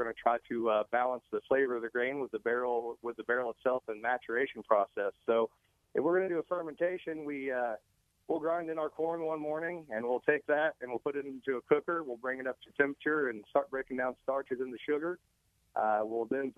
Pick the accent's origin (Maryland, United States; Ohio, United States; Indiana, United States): Indiana, United States; southern